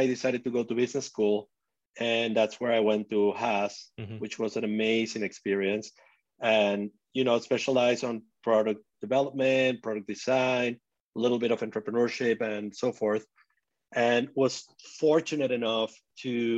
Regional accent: Venezuela; moved away; I grew up in Venezuela

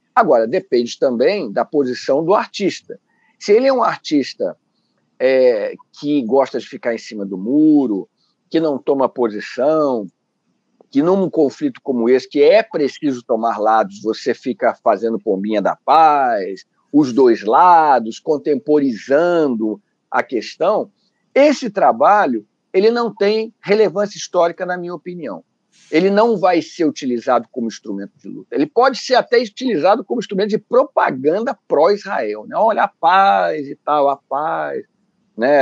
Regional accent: Rio de Janeiro, Brazil; nós somos carioca

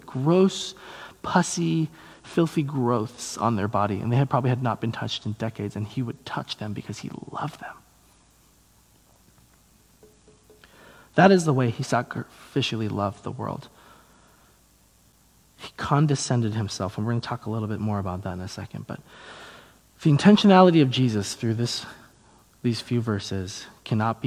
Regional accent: United States; I'm an American Christian

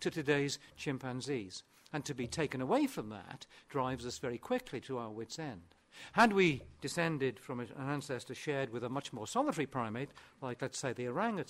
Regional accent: Aberystwyth, Wales, United Kingdom; first language Welsh; English is a second language; I'm actually speaking my second language at the moment, because my first language is, or at least was, Welsh, and I was brought up in West Wales and Aberystwyth

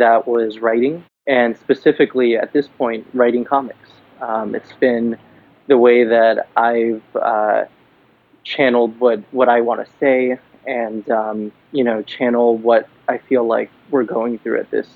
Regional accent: Miami, Florida, United States; moved away as an adult; now in New York City, United States; I'm in New York now, but I'm originally from Miami, Florida

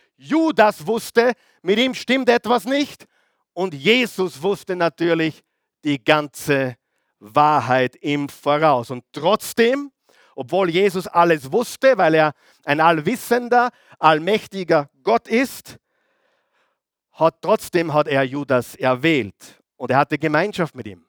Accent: Austria; Bei uns in Österreich

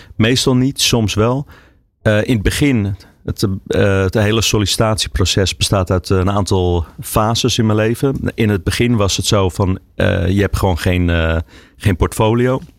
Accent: Amsterdam, North Holland, Netherlands; also born or lived in Huizen; Ik ben opgegroeid in Amsterdam. Tot mijn tiende, daarna ben ik naar, eh, Huizen verhuisd.

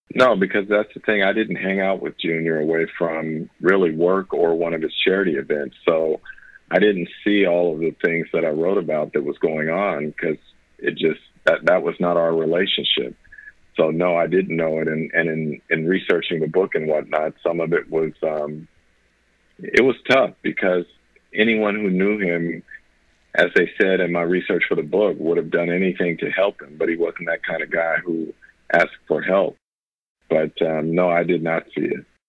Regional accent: Northern California, United States; I grew up in Northern California

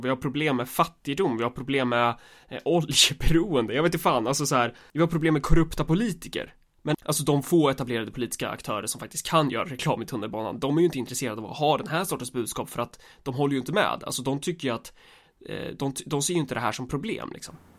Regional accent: Sweden; vi är svenskar

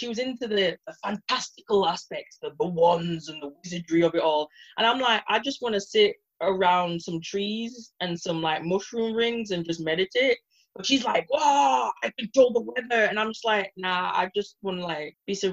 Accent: Bradford, Yorkshire and the Humber, United Kingdom; moved away as an adult; also born or lived in Edinburgh; now in Aberdeen, United Kingdom; I had a choice whether to go and stay in my hometown of Bradford or go to Scotland

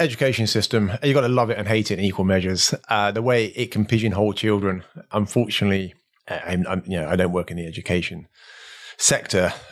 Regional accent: Slough, South East England, United Kingdom; I was born in Slough

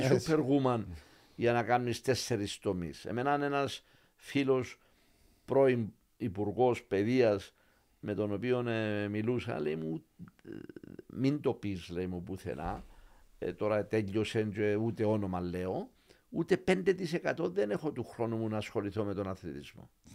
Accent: Limassol, Limassol District, Cyprus; Και, και λέμε Λεμεσόν. Την, αγαπώ την πόλη μου πάρα πάρα πολύ

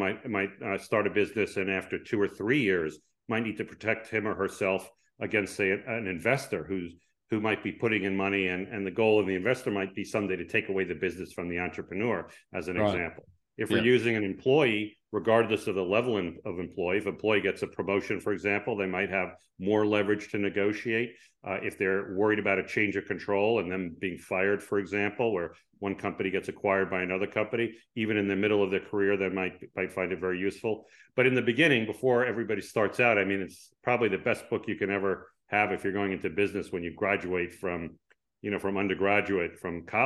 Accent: East Coast of the United States, United States; moved away as an adult; also born or lived in Chicago; now in Palo Alto, United States; I'm actually originally from the East Coast of the United States

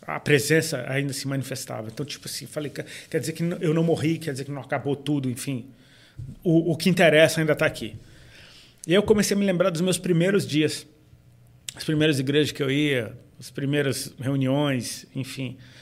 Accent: Brazil; a gente é brasileiro

